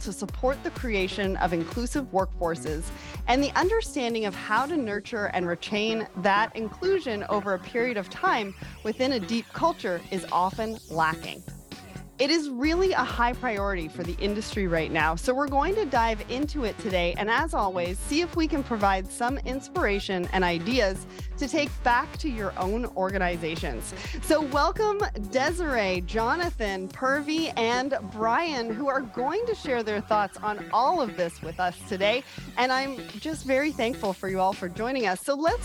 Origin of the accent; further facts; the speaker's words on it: Toronto, Ontario, Canada; I am a Caucasian female from Toronto